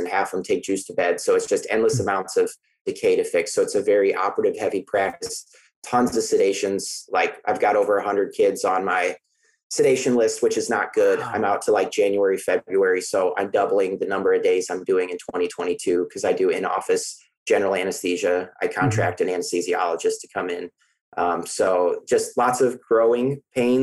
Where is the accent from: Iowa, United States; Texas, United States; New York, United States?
Iowa, United States; now in Troy, Missouri, United States; I'm initially from Iowa.